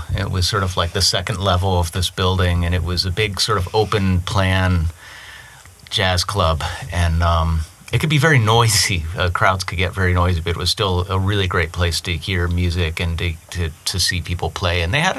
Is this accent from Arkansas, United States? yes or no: no; Pittsburgh, Pennsylvania, United States; Oh, well, we're all from Pittsburgh.